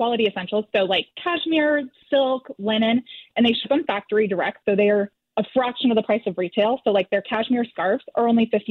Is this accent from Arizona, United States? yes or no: no; Newport Beach, California, United States; now in Costa Mesa, United States; I grew up in Newport. I'm living in Costa Mesa now